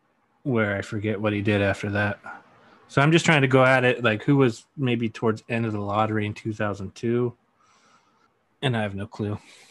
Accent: Seattle, Washington, United States; from the Seattle area.

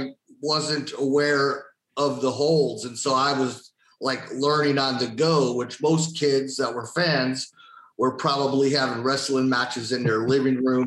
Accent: Tampa, Florida, United States; also born or lived in Chicago, Illinois; I'm here in Tampa, Florida, and I'm from Chicago, but I grew up down here since I was five.

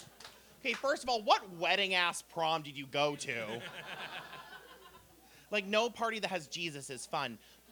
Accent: Framingham, Massachusetts, United States; So I'm from Framingham, which, as we know, is nowhere because none of you know where it is.

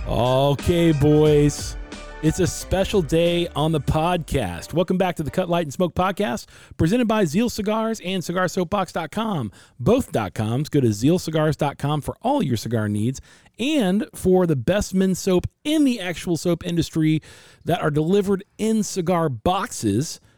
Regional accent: Ohio, United States; now in Phoenix, United States; being from Ohio

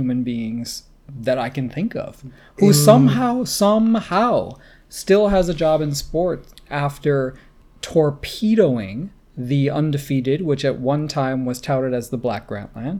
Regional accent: United States; I grew up in the States

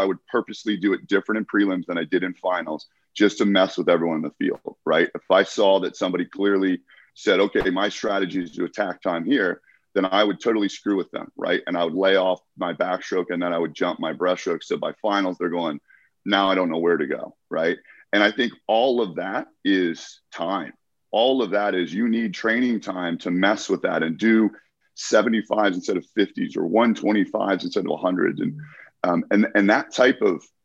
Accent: United States; I competed in my home country.

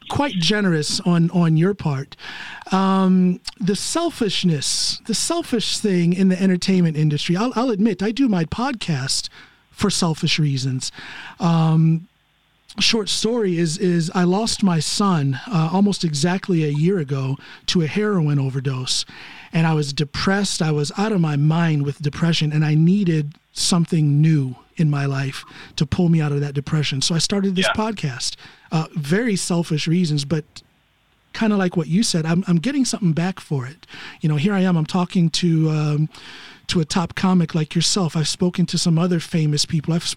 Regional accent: United States; now in Norway; I'm an American living here in Norway

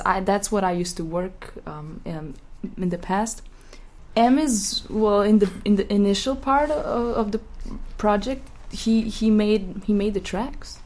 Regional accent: Ljubljana, Slovenia; moved away; I'm from Ljubljana. Like I was raised in Ljubljana, Slovenia

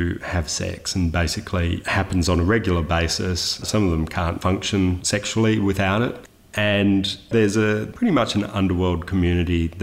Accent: Sydney, New South Wales, Australia; I was born in Sydney in the 70s. Youngest of four children

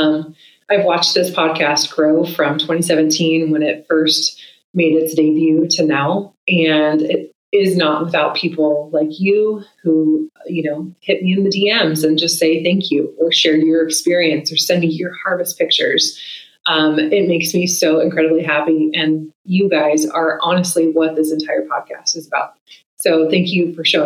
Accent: Oregon, United States; my home state of Oregon

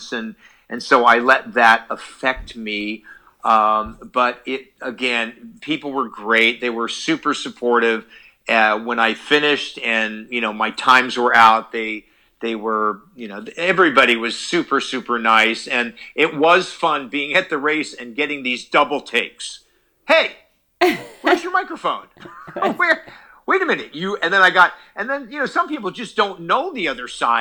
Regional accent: Carlsbad, California, United States; born or raised there

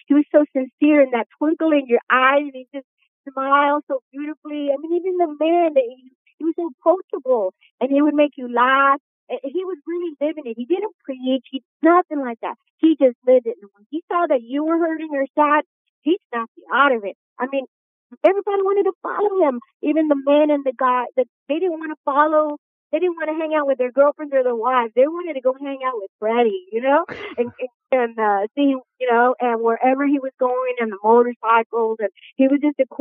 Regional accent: New Orleans, Louisiana, United States; that's how I was raised in New Orleans

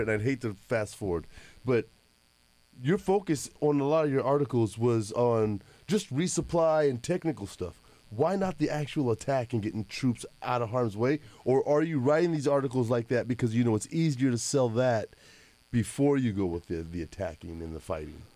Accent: Arizona, United States; We were kids in Arizona

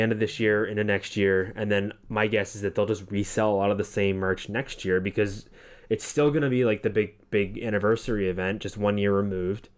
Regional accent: Massachusetts, United States; moved away as an adult; now in Central Florida, United States; we come from Massachusetts. We only, we, our town we both kinda grew up

